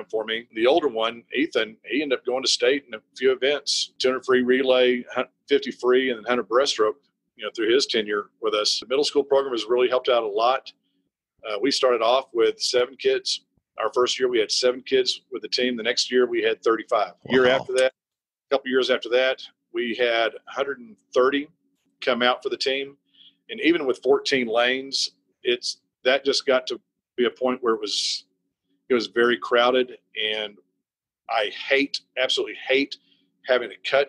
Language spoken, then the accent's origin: English; Abilene, Texas, United States; I grew up in Abilene.